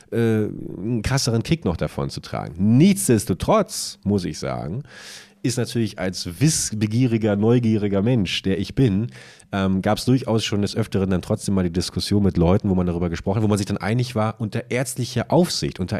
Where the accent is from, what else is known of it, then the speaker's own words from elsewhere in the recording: Buchholz, Lower Saxony, Germany; wenn ich heute meine alte Heimatstadt, hallo liebe Buchholzerinnen und Buchholzer, fahre